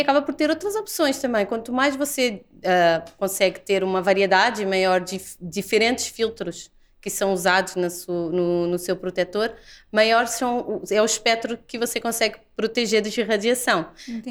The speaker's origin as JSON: {"language": "Portuguese", "country": "Portugal", "also_born_or_lived": "Lisbon", "moved": "as an adult", "lives_now": "Brazil", "said": "eu sou portuguesa"}